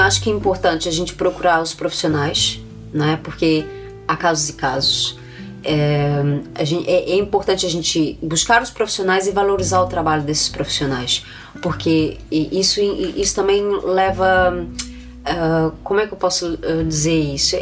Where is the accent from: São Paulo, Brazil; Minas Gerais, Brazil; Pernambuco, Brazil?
Minas Gerais, Brazil; moved away; nós somos de Minas Gerais